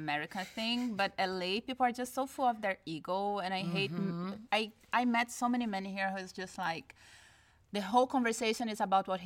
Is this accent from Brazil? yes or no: yes; Brazil; now in United States; I'm from Brazil and I'm used to Brazilian ways